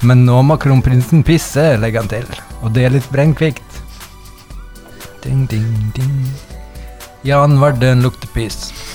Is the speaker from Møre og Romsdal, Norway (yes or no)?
yes; Møre coast, Møre og Romsdal, Norway; jeg er en fyr fra Mørekysten